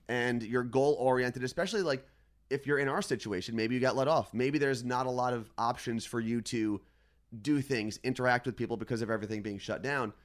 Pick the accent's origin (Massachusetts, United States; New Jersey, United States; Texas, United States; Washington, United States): New Jersey, United States; Ridgewood; now in Seattle, United States; Ridgewood, New Jersey, my hometown where my parents still live